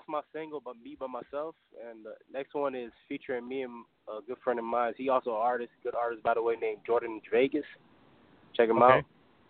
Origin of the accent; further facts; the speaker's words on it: Haiti; accent: island accent; now in Miami, United States; Haitian. I was born in Haiti.